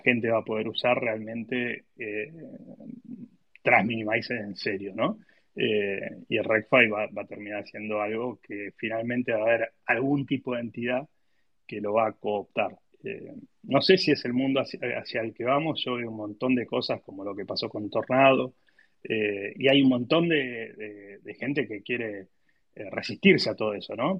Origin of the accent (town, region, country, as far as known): Argentina